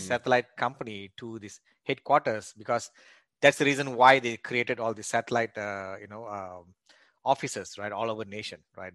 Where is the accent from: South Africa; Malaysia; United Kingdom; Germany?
Malaysia; moved away as an adult; also born or lived in Australia; now in United States; I was born and raised in Malaysia